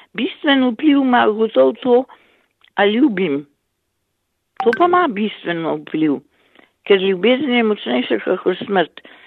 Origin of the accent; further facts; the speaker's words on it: Slovenia; smo Slovenci uh, mnogokrat zaprti